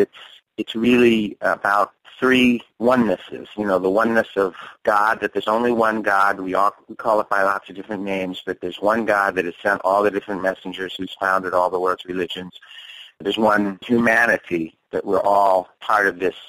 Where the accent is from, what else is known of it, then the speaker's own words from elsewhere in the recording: New Jersey, United States; I was raised in the Methodist Church in New Jersey down the street from our house